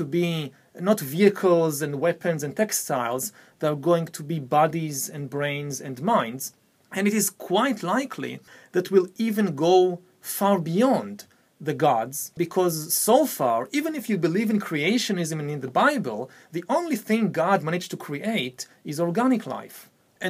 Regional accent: Israel; I come from the Middle East, I come from Israel

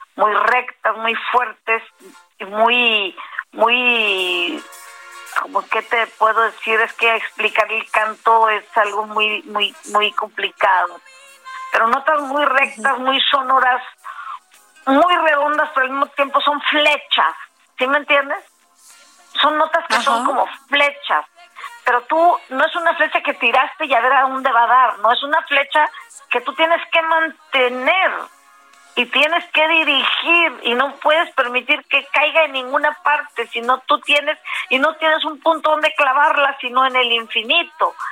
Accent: Matamoros, Tamaulipas, Mexico; soy de Matamoros, Tamaulipas

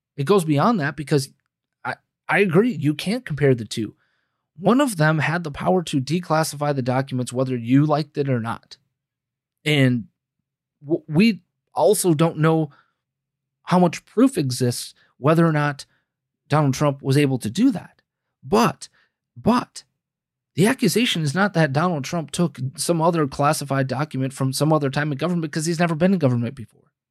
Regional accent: United States; we as the American people

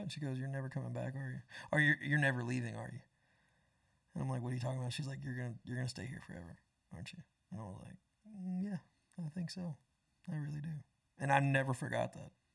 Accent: Panama City, Florida, United States; moved away as an adult; also born or lived in Tampa, Florida; now in Nashville, United States; I went from nine, Tampa to Panama City, and then right after I turned eighteen, I moved

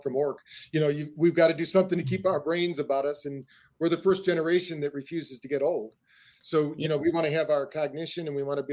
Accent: Battle Creek, Michigan, United States; We grew up in Battle Creek, Michigan, where the first health food store in the world was

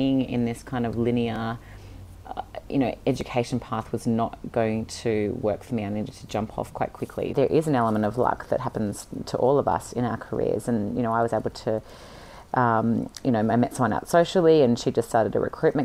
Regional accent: Sydney, New South Wales, Australia; I was born and raised in Sydney

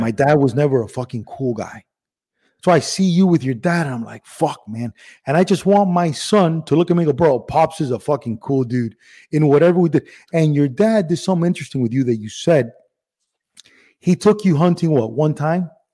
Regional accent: Miami, Florida, United States; accent: regional Miami accent; also born or lived in Cuba / Spain; I was born in Cuba, but my first birthday was in Spain. And then we moved straight to Miami

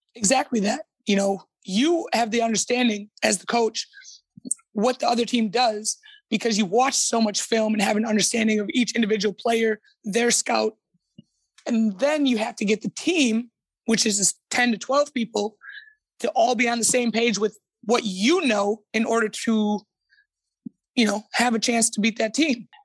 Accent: United States; moved away as an adult; now in Sweden; I'm American in the aspect of I yell, I'm loud, I'm boisterous

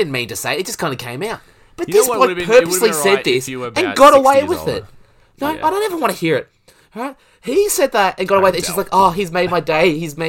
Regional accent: Australia; because I'm an Aussie cricket fan, there's not a lot of love lost.

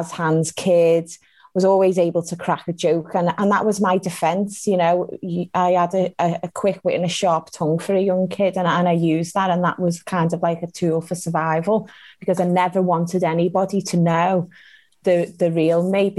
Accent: Liverpool, North West England, United Kingdom; born and raised in Liverpool

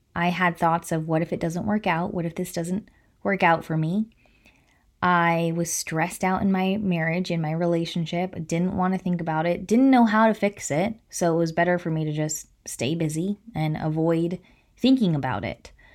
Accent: Placer County, California, United States; I'm from Placer County

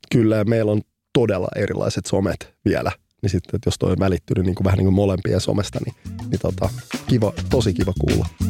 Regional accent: Helsinki, Uusimaa, Finland; Mä oon kasvanut keskellä keskustaa Punavuoressa, eli Rööperissä.

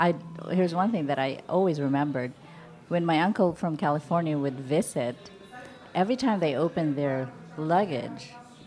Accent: Philippines; now in United States; I guess now I'm an American

